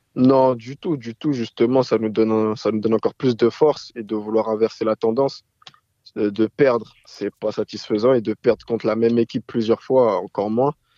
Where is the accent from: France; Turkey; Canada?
France; moi, je suis né en France